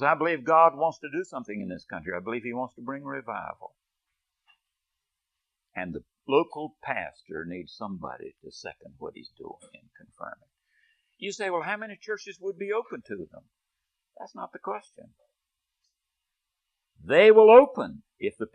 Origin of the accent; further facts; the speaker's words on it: United States; as an American